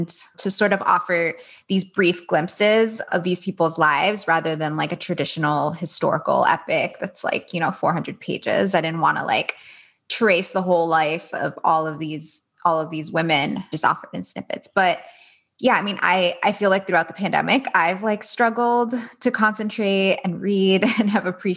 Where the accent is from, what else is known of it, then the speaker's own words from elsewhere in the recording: Miami, Florida, United States; I grew up in Miami